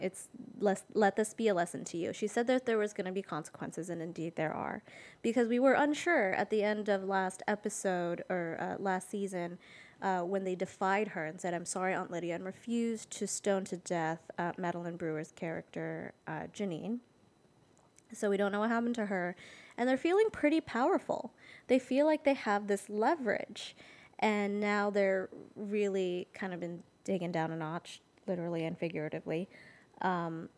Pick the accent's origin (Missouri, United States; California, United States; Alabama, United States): California, United States; Los Angeles; now in Baltimore, United States; I'm originally from Los Angeles, California. I now live in Baltimore, Maryland